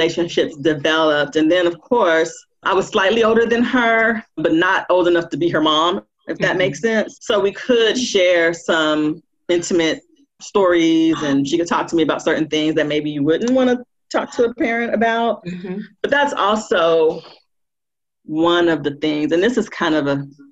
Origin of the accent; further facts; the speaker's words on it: Compton, California, United States; I grew up in Compton, and those two cities are really close. In LA, it's about 15 minutes apart.